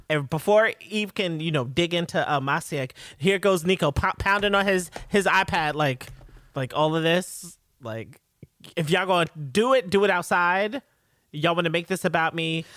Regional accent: New York, United States; I'm a New Yorker

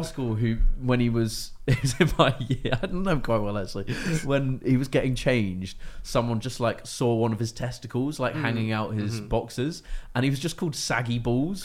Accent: Jersey; Jersey, in the Channel Islands

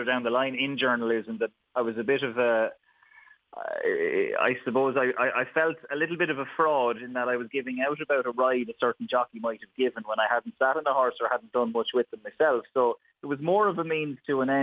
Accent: Wexford, Leinster, Ireland; moved away as an adult; now in Kildare, Ireland; Wexford born and reared

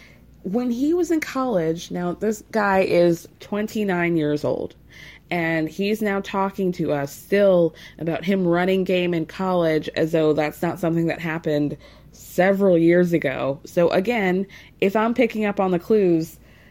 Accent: New York, United States; I'm a New Yorker

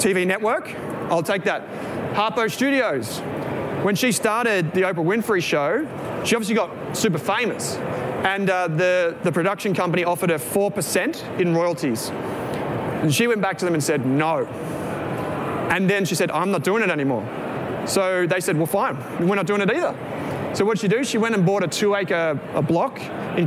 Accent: Victoria, Australia; We're from Victoria

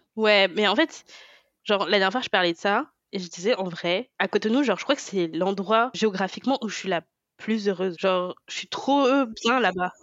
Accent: France; Je, suis née en France, j'ai grandi en France

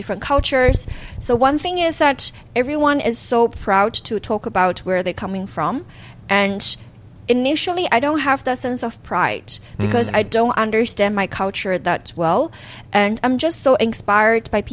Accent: Xiamen, Fujian, China; English is a second language; moved away as an adult; I can say I'm from Hokkien, I can say I'm from Xiamen, I can say that, that particular village

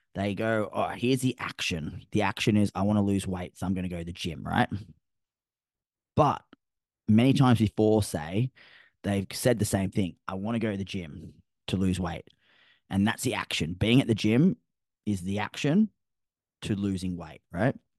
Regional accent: Sydney, New South Wales, Australia; now in Gold Coast, Australia; I'm from Sydney originally

